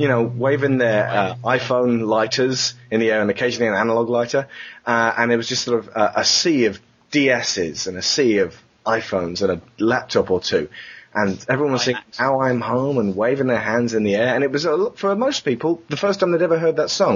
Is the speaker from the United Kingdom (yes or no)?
yes; England, United Kingdom; we come from England, where everyone pushes